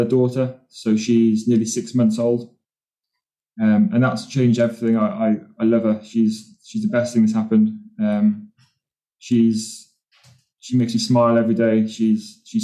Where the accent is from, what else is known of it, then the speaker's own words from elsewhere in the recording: Newport, Wales, United Kingdom; now in England, United Kingdom; I was born in Wales in a little town called Newport.